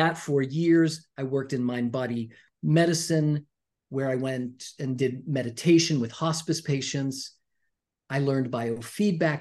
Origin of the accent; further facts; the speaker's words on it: Pittsburgh, Pennsylvania, United States; I'm from Pittsburgh. I grew up in Pittsburgh in the 70s and 80s.